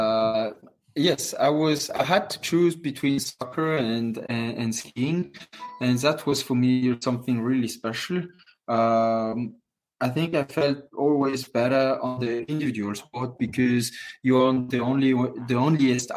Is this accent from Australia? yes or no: no; Courchevel, Auvergne-Rhône-Alpes, France; also born or lived in Moûtiers; I grew up in Courchevel in the family hotel my whole life, and now I'm more on the circus and away from Courchevel, but still, it's still my hometown.